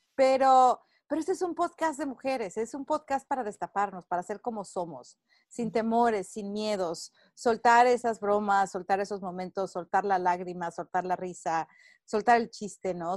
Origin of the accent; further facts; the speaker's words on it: Mexico; moved away as an adult; now in United States; soy mexicana, al grito de guerra, radico en Estados Unidos desde hace 20 años